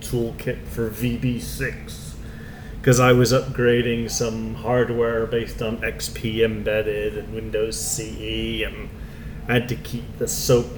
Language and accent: English; Canada; also born or lived in England; I am Canadian. Well, I was actually born in England